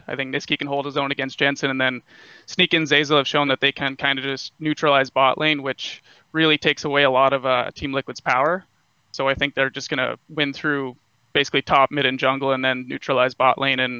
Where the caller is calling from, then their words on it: Winnipeg, Manitoba, Canada; I'm calling from Winnipeg, Manitoba, Canada.